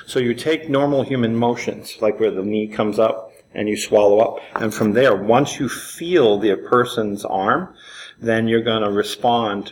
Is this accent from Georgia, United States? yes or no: no; New York City, New York, United States; I grew up in Manhattan, in Spanish Harlem